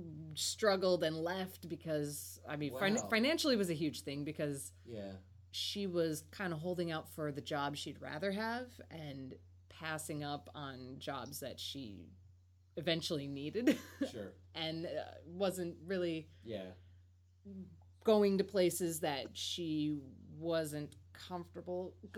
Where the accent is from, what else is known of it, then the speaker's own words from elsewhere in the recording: Minnesota, United States; moved away as an adult; also born or lived in Chicago; now in Los Angeles, United States; I grew up in Minnesota and then I went to college in Chicago